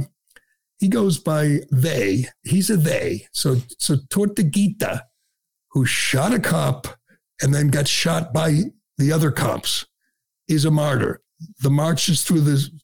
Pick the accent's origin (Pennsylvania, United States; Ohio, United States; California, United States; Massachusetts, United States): Massachusetts, United States; Boston; I'm from Boston. I'm represented by Ayanna Pressley.